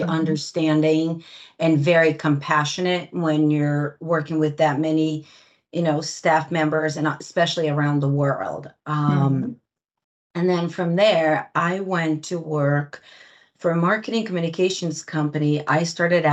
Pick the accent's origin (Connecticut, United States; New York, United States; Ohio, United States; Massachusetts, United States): Connecticut, United States; Greenwich; also born or lived in Brazil; I was born in Brazil and raised in Greenwich, Connecticut.